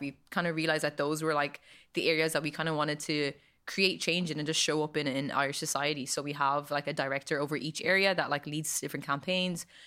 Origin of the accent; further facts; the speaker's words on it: Kildare, Leinster, Ireland; also born or lived in Monasterevin; I grew up in the best town in Ireland. Um, might be a little bit biased, but I am from Kildare.